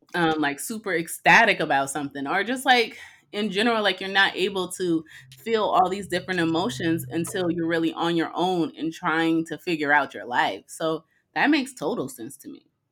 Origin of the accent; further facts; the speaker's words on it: Arizona, United States; growing up in Arizona